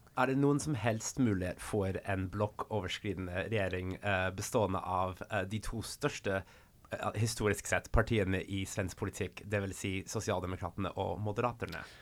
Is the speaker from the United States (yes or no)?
yes; United States; Swedish is a second language; now in Norway; Själv kommer jag från USA